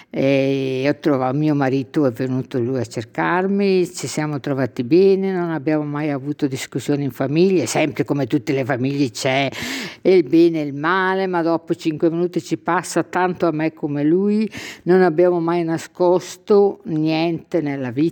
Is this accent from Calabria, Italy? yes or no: yes; Marina di Gioiosa Ionica, Calabria, Italy; Io vengo dalla Calabria.